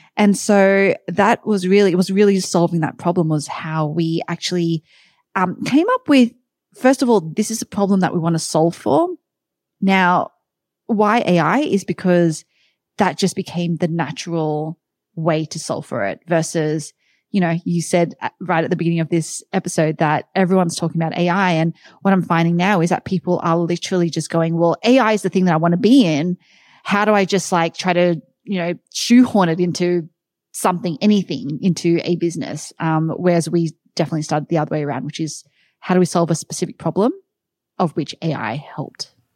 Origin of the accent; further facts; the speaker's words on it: Sydney, New South Wales, Australia; moved away as an adult; also born or lived in New York, United States; now in Austin, United States; Sydney, Australia is where I'm originally from